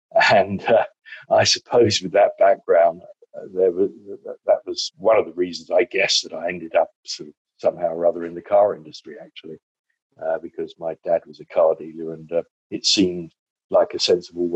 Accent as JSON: {"language": "English", "town": "Southend-on-Sea", "region": "East of England", "country": "United Kingdom", "tie": "born or raised there", "also_born_or_lived": "Chile", "moved": "yes", "lives_now": "Worcestershire, United Kingdom", "said": "I come from Essex"}